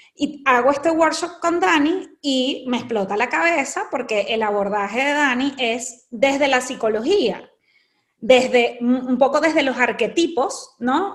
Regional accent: Venezuela; nosotras somos venezolanas y venimos de un país en donde la belleza ha sido muy importante

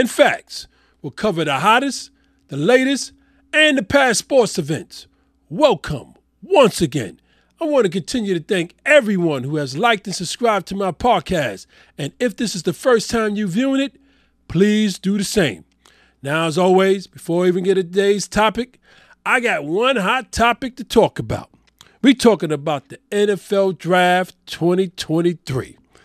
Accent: New York City, New York, United States; I'm born and raised in New York City

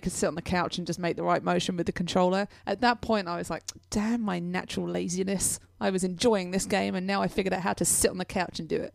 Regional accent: England, United Kingdom; I'm English

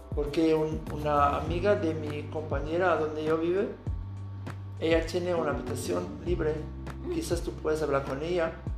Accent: Aachen, North Rhine-Westphalia, Germany; Spanish is a second language; also born or lived in Bilbao, Spain / Puebla, Mexico; Yo estoy de Alemania, de Aachen, que es una ciudad cerca de Colonia, de la frontera de Holanda y Bélgica.

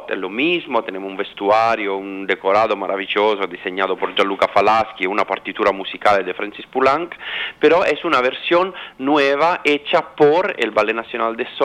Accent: Milan, Lombardy, Italy; Spanish is a second language; moved away as an adult; now in Sydney, Australia; No, yo soy italiano y mi familia es

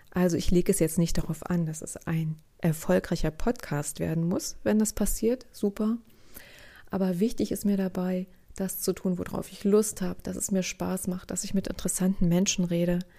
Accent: East Germany, Germany; Sie begann Anfang der 1970er Jahre. Ich bin in der DDR aufgewachsen.

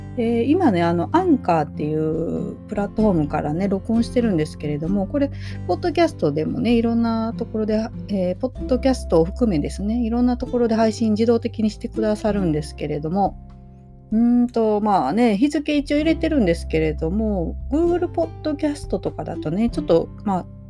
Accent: Yoshino District, Nara, Japan; 奈良県の、えー、吉野郡の大江戸町という町で生まれました

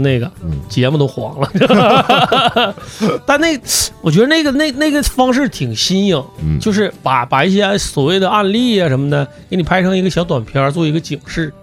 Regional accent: Northeast China, China; 在咱们东北这边儿

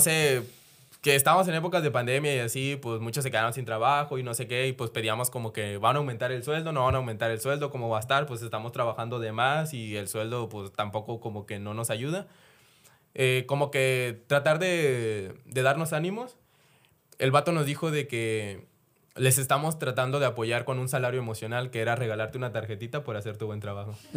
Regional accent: Chiapas, Mexico; yo soy de Chiapas

